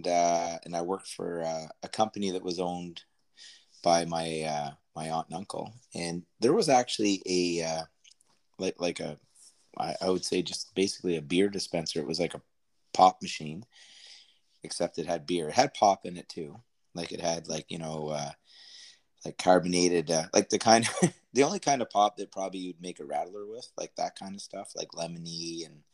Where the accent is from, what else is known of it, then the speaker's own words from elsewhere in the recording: Canada; We're Canadian after all